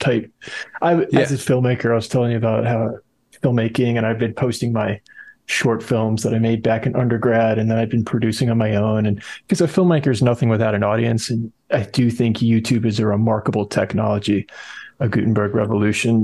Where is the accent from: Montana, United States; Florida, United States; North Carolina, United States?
North Carolina, United States; moved away as an adult; now in Massachusetts, United States; I'm originally from North Carolina